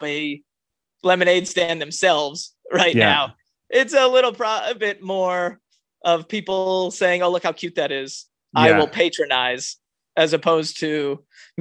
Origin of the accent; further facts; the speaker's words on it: Miami Beach, Florida, United States; My earliest sales experience is when I was growing up in Miami Beach